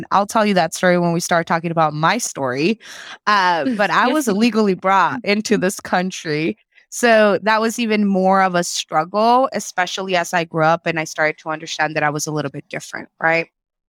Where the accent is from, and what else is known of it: Arizona, United States; born or raised there; first language Spanish; English is a second language; also born or lived in Culiacán, Sinaloa, Mexico